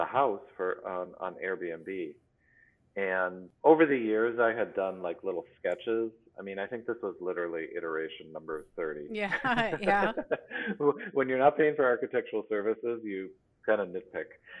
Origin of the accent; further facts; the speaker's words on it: Plymouth, Wisconsin, United States; moved away; also born or lived in Boston; I grew up in Plymouth, Wisconsin, near Kohler